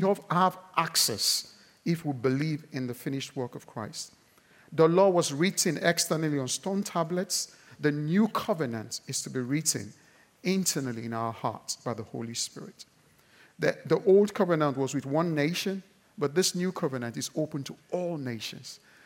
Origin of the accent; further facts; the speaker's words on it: Nigeria; I'm Nigerian